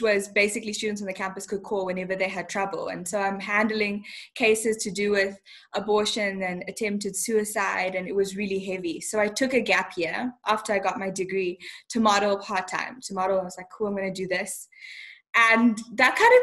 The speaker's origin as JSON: {"language": "English", "region": "Bulawayo", "country": "Zimbabwe", "tie": "born or raised there", "also_born_or_lived": "Harare, Zimbabwe", "moved": "yes", "lives_now": "South Africa", "said": "I was born in the capital, Harare, and then grew up in Bulawayo, Zimbabwe"}